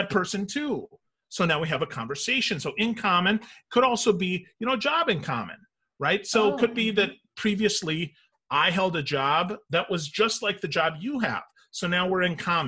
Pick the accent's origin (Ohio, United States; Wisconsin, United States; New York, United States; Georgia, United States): Wisconsin, United States; moved away; I'm originally from Wisconsin